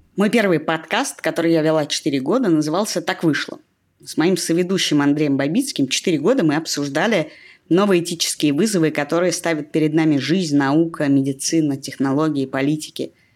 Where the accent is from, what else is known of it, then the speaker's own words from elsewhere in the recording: Russia; я родилась и выросла в России